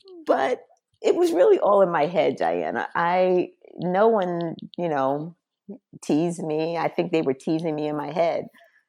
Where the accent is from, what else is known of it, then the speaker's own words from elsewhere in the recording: Englewood, New Jersey, United States; also born or lived in New York City; So I was born actually in New York City at Sydenham Hospital. But when my parents brought me home, the home was not in New York. It was actually in Englewood on Howell Road.